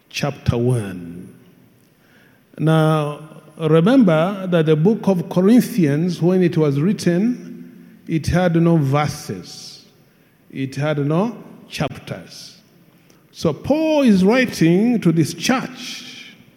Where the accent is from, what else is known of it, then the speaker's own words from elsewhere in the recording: Hoima, Western Region, Uganda; I come from Hoima